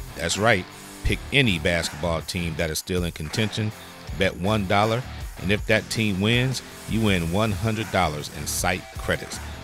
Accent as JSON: {"language": "English", "town": "Detroit", "region": "Michigan", "country": "United States", "said": "I'm from Detroit"}